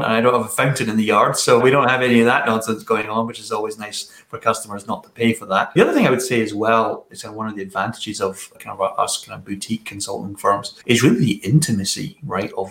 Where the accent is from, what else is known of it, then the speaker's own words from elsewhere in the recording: Scotland, United Kingdom; moved away as an adult; also born or lived in Pacific Northwest, United States; now in Seattle, United States; I'm Scottish originally. I've been in the US now for 10 years. I still have a bit of my accent remaining.